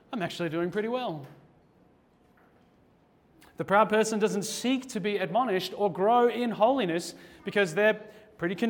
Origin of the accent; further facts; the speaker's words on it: Australia; as an Australian